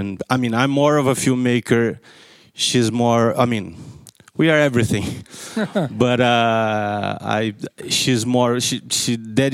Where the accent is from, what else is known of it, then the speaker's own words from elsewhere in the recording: Rio de Janeiro, Brazil; I'm from Brazil.